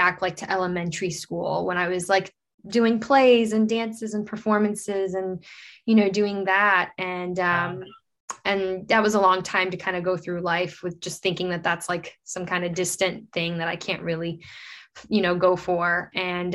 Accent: Fort Lauderdale, Florida, United States; also born or lived in Brazil; I was living in Fort Lauderdale, Florida. It's where I grew up

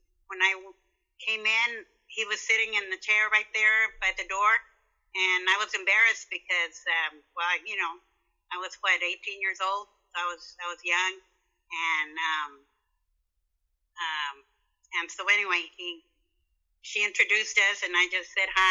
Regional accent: La Puente, California, United States; also born or lived in San Gabriel, California; I grew up in La Puente

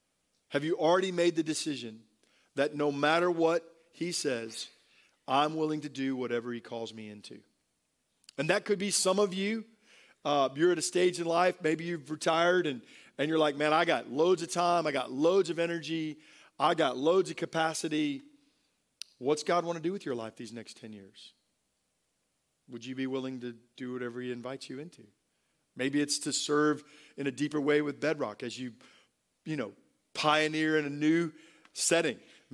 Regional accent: Tampa, Florida, United States; born there; I was born in Tampa at MacDill Air Force Base, and my father was a pilot, flew B-52s, and so I'm an Air Force brat.

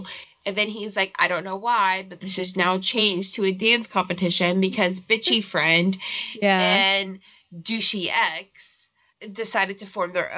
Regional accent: Virginia, United States; We're from Virginia

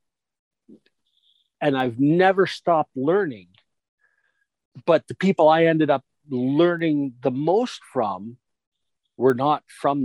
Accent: Canada; we're Canadian, we trained with the Hearts

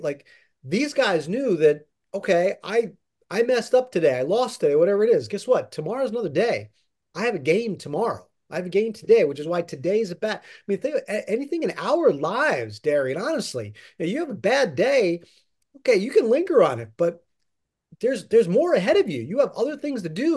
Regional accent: Pennsylvania, United States; moved away as an adult; now in New York, United States; I grew up in Pennsylvania and grew up a Phillies fan

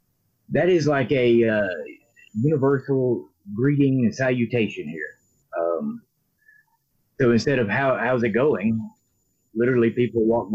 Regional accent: Birmingham, Alabama, United States; I am born and raised in Birmingham. Birmingham, Alabama.

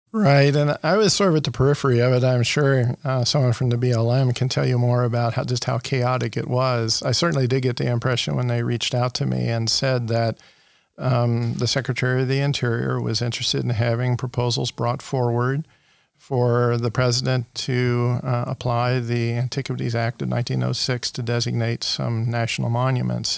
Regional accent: Ohio, United States; moved away as an adult; also born or lived in Corvallis, Oregon; now in New Mexico, United States; growing up in Ohio

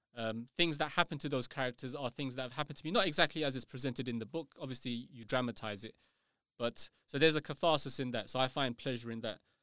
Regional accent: United Kingdom; I'm not English, you know, I'm British

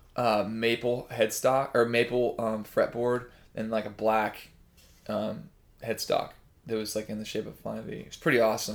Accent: Liberty, Missouri, United States; Liberty, Missouri, which is where I'm really from

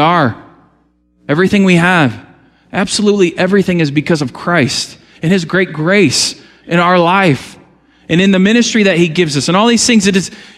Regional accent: United States; I love being American. I don't want to live anywhere else

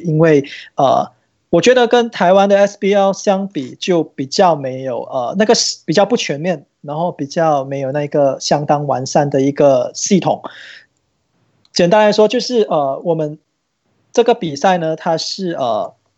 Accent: Malaysia; 我应该是马来西亚这边，呃，收集到最完整的吧。

